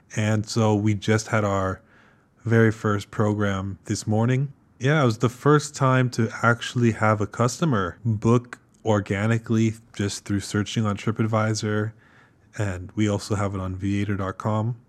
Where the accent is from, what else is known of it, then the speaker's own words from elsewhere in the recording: California, United States; moved away as an adult; also born or lived in Kyoto; I'm an American, born and raised in California